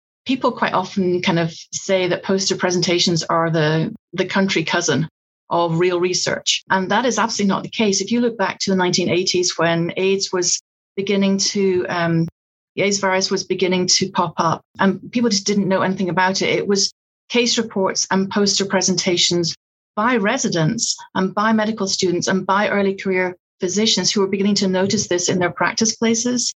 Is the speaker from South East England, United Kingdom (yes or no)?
no; Scotland, United Kingdom; accent: Scottish; now in Georgia, United States; I'm Scottish